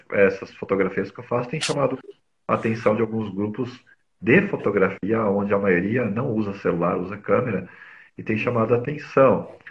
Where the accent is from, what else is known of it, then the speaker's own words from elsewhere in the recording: São Paulo, Brazil; Eu nasci, é, sou paulistano, nasci aqui na capital de São Paulo